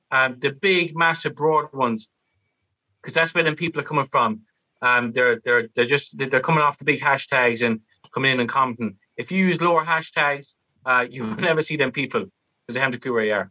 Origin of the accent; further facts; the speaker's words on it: Northampton, East Midlands, United Kingdom; I grew up in Northampton for 12 years.